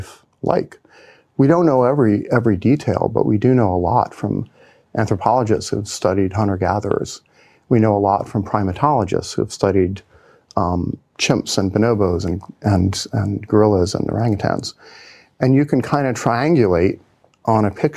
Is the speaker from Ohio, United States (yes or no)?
yes; Cincinnati, Ohio, United States; moved away as an adult; I was born and raised in Cincinnati, Ohio